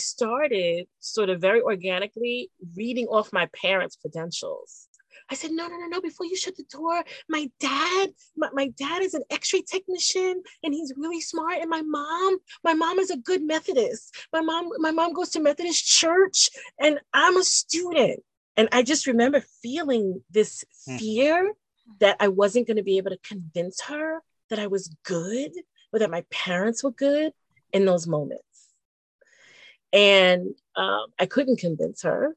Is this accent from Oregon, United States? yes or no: no; New York City, New York, United States; growing up in the Bronx as a Black girl with a German Hungarian name